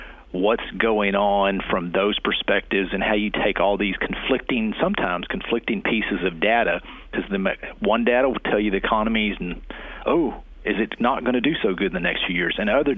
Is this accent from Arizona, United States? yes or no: no; Hockley, Texas, United States; I grew up northwest out of Houston, a little town called Hockley